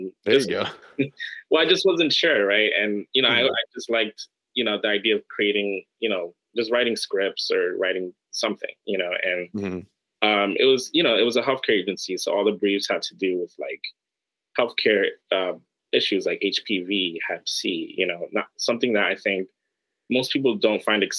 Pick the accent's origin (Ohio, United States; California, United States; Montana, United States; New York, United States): New York, United States; New York City; I grew up in New York City in Harlem